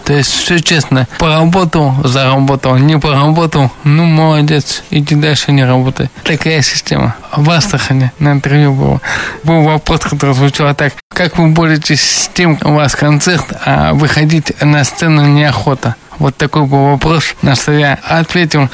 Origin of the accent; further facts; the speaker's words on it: Ufa, Bashkortostan, Russia; Я сам родился и вырос в Уфе